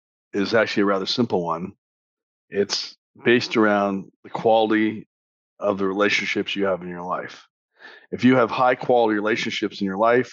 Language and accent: English; Canada; moved away as an adult; also born or lived in Sudbury, Ontario; now in United States; I was born in Sudbury. But when you take a look at my life in Canada before I moved down to the States, up until I got into college at age 18 or whatever it was, 19